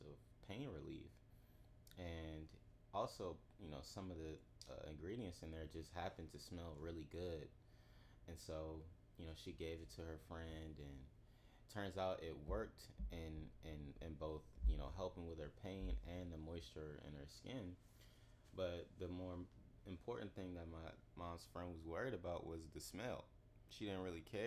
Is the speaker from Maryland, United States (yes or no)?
yes; Southeast DC, Prince George's County, Maryland, United States; also born or lived in Washington, D.C.; I was born in Southeast DC, you know, half of my life, and moved to PG, where I eventually finished my, you know, my all of my schooling